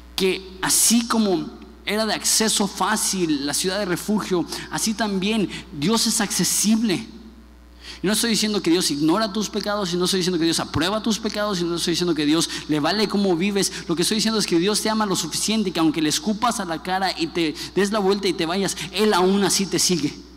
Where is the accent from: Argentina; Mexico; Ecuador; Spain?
Mexico; como buen mexicano